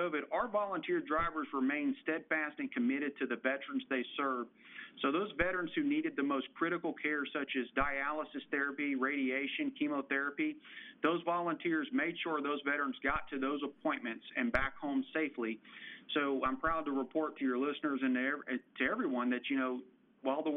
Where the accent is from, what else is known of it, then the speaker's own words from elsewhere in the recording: Waco, Texas, United States; when I returned to my hometown of Waco, Texas